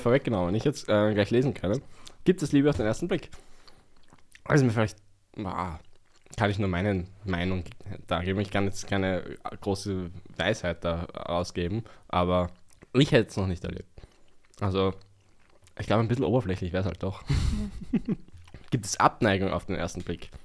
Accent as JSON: {"language": "German", "region": "Vienna", "country": "Austria", "tie": "born or raised there", "said": "ich bin im Westen Wiens eigentlich aufgewachsen."}